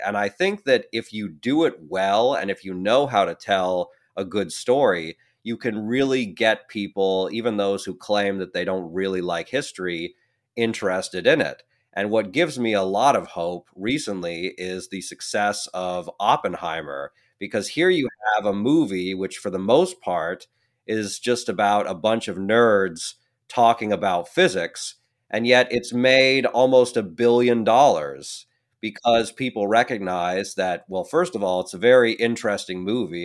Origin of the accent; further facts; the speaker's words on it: Oregon, United States; accent: Oregonian; also born or lived in France; born and raised in Oregon, like myself